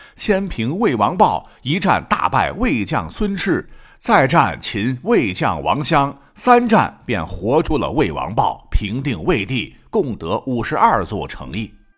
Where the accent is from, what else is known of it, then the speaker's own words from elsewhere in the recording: Shandong, China; 我们山东这边呢，劝酒的套路很多